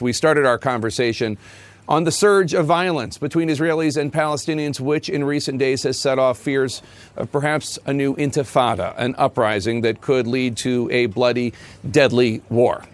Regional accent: Philadelphia, Pennsylvania, United States; I am from Philadelphia

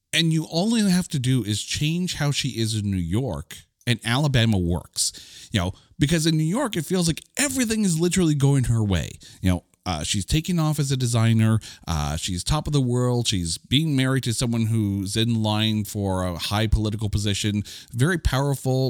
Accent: Canada; I, I'm Canadian

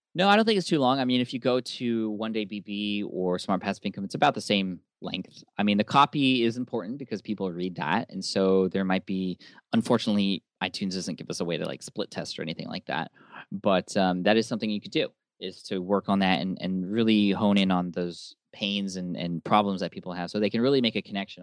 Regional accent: San Diego, California, United States; my hometown of San Diego

